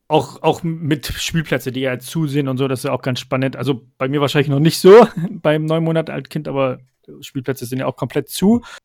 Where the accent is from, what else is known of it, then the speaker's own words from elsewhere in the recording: Stuttgart, Baden-Württemberg, Germany; moved away as an adult; now in Rhine-Main area, Germany; ich bin in äh, Stuttgart ganz normal aufgewachsen und geboren, also in Schwabe